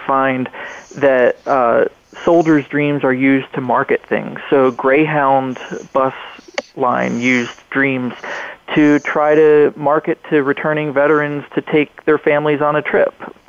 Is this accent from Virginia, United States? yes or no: yes; Newport News, Virginia, United States; my hometown of Newport News, Virginia